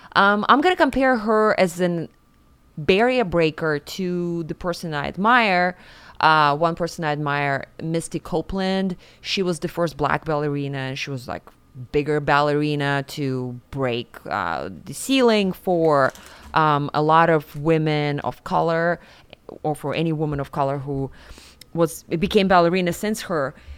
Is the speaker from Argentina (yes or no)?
no; Siberia, Russia; moved away as an adult; now in New York, United States; I grew up in Siberia and Russia. I was nineteen when I moved to New York